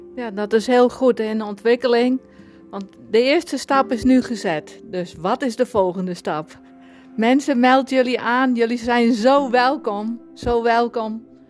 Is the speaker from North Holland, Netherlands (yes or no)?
no; Sonnega, Friesland, Netherlands; accent: Frisian; moved away as an adult; now in Alkmaar, Netherlands; Ik 30 september 1966 in het plaatsje Zonnega in Friesland ben ik geboren